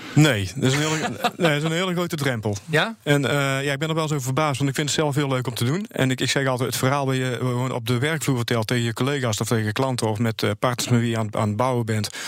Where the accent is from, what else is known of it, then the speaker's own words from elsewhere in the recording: Goirle, North Brabant, Netherlands; ik kom uit Goorlen, dat is tussen Tilburg en de Belgische grens